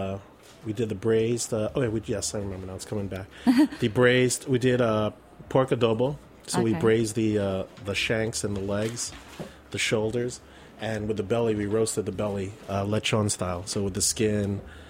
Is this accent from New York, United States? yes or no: yes; New York, United States; Filipino Thai, born in New York.